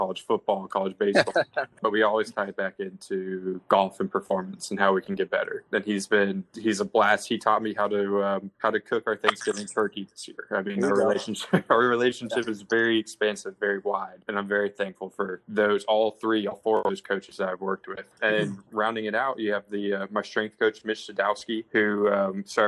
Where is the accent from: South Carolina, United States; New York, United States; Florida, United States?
Florida, United States; growing up in Florida